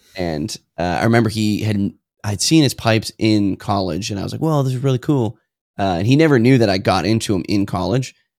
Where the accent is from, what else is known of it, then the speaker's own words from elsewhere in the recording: New Hampshire, United States; I'm from New Hampshire, uh, or, or normally I just say I'm from New England